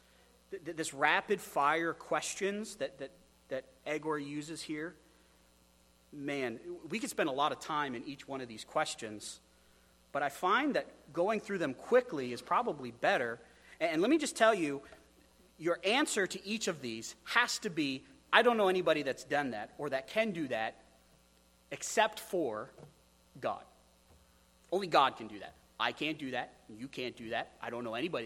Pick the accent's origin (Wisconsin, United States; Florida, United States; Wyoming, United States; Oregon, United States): Wyoming, United States; moved away; I come from Wyoming. That place is super windy